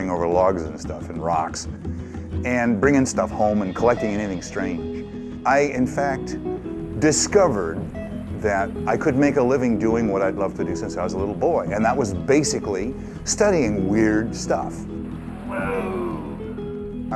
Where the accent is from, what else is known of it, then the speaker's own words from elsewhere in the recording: San Francisco, California, United States; I was born in San Francisco, and I found a place in the city I was born